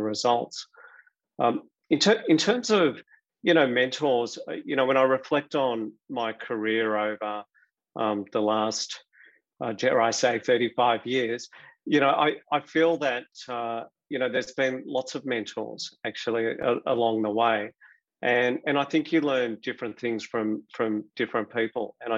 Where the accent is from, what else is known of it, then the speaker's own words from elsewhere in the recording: Melbourne, Victoria, Australia; I grew up, I was educated in Melbourne, studied at Monash University